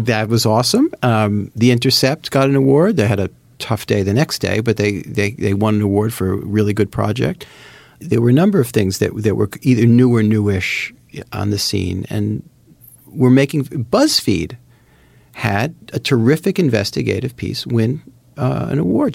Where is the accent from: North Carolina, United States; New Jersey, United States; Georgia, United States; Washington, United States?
New Jersey, United States; I grew up in Jersey